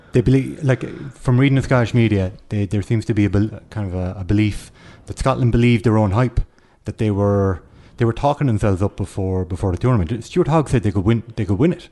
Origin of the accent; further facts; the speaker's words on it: Kerry, Munster, Ireland; now in Dublin, Ireland; I am from Kerry. I'm like a fish out of water.